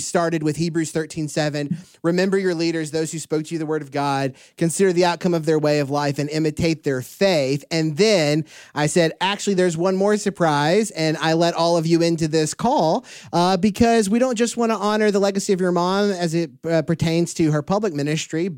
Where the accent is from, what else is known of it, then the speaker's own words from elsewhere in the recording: Houston, Texas, United States; I grew up around Houston